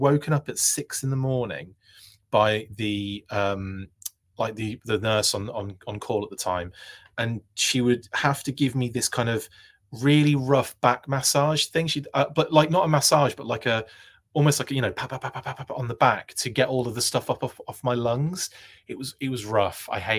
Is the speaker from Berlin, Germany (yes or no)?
no; Rinteln, Lower Saxony, Germany; born there; Also, Wilfredo, I was born in Germany. I was born in Rintelen in West Germany. My dad was in the Royal Air Force, so I ended up being born in an army hospital in Rintelen